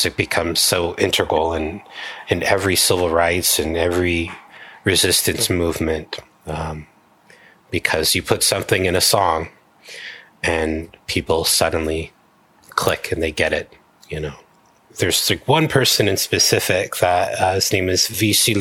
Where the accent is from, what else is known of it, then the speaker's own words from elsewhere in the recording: Hawaii, United States; I'm a Kanaka Maoli, Native Hawaiian